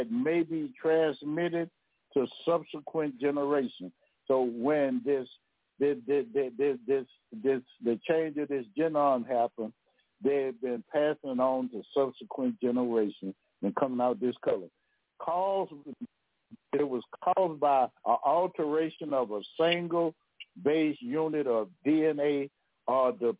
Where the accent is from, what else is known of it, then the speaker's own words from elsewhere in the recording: Louisiana, United States; I'm from Louisiana now